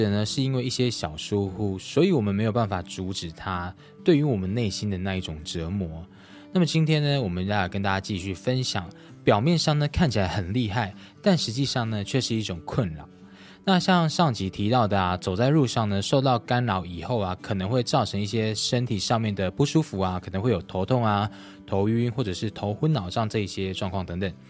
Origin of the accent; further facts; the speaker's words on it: Changhua County, Taiwan; 天光阁以前呢是在我的彰化老家。那佛像呢，其实也都是摆在我老家那一边。